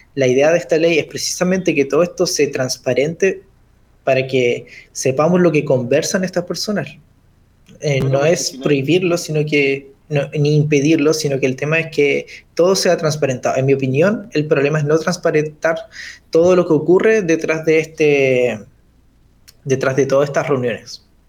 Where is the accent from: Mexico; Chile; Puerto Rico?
Chile; como chilenos